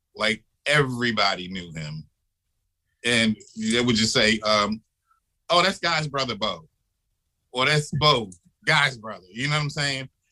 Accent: Philadelphia, Pennsylvania, United States; also born or lived in Harlem, New York; now in New York, United States; I was born and raised in Philadelphia. I grew up in the projects when they were new

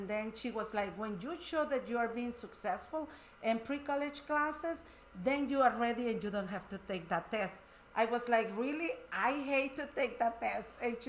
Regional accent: El Salvador; now in Wisconsin, United States; I'm from El Salvador.

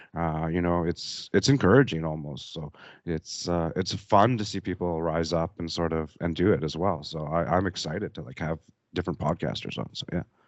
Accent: Canada; moved away; I'm from Canada

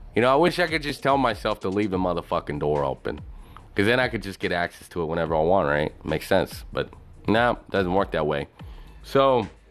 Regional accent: Texas, United States; also born or lived in Dallas; I was born in Texas

